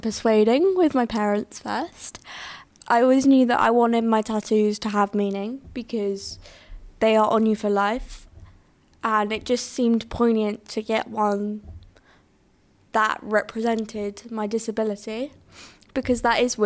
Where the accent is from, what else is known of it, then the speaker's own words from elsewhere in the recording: Southampton, South East England, United Kingdom; moved away as an adult; I'm born and bred in Southampton for like 19 years